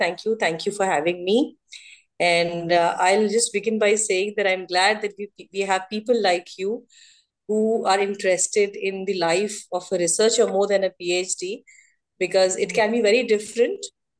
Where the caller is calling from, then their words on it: Lucknow, Uttar Pradesh, India; I am joining from Lucknow, Uttar Pradesh. Currently, I'm settled in Lucknow.